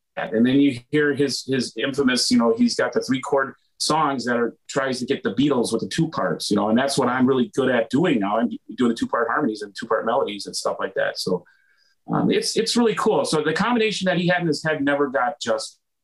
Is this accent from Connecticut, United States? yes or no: no; Wisconsin, United States; moved away as an adult; also born or lived in Thousand Oaks, California; I'm originally from Wisconsin.